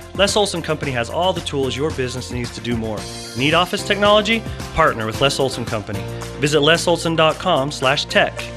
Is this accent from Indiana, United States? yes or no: yes; Lafayette, Indiana, United States; now in Cache Valley, United States; The five high schools in my hometown made up uh, our team, the Greater Lafayette Hawks